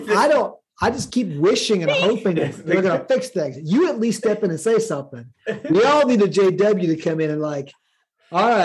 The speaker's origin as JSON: {"language": "English", "region": "Midwest", "country": "United States", "tie": "born or raised there", "moved": "as an adult", "lives_now": "Atlanta, United States", "said": "I grew up in the Midwest as a kid before college until I came to the South"}